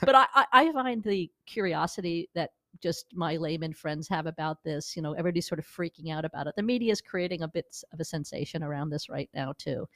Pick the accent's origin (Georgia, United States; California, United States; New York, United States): New York, United States; moved away as an adult; also born or lived in Missouri; now in Los Angeles, United States; I'm a New Yorker who came here twenty years ago